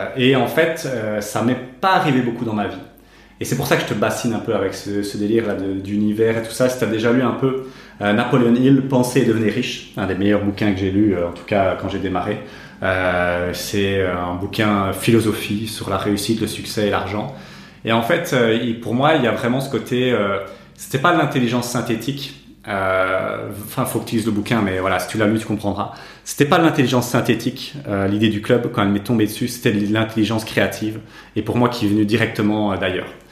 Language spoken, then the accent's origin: French; Namur, Wallonia, Belgium; nous on vient de Namur